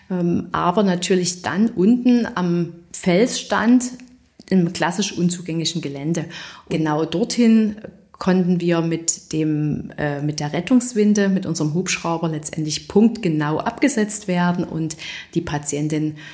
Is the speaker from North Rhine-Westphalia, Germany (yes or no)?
no; Saxony, Germany; ein Hineinwachsen ähm, in der Verbindung, dass man aus der Region stammt